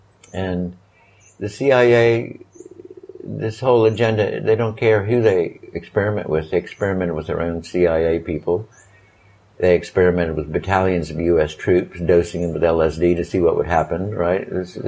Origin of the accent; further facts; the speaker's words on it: District of Columbia, United States; born there; I was born in Walter Reed Army Hospital, 1951.